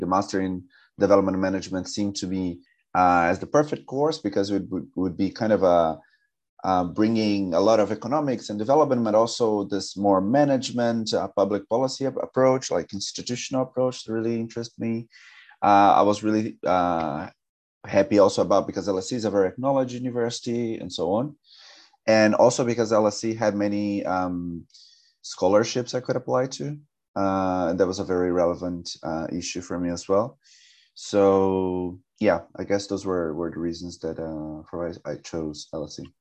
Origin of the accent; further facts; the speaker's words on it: São José dos Campos, São Paulo, Brazil; moved away as an adult; now in London, United Kingdom; I am um, from a city called São José dos Campos. That's an hour and a half from São Paulo